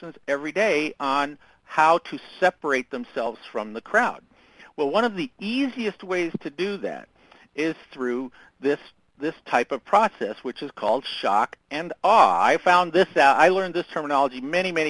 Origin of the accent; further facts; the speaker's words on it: Southern Indiana, United States; I grew up in Southern Indiana